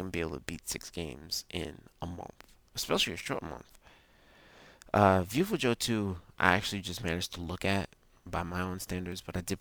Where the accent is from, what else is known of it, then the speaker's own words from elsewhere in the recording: England, United Kingdom; I speak very, very bad Spanish as an Englishman.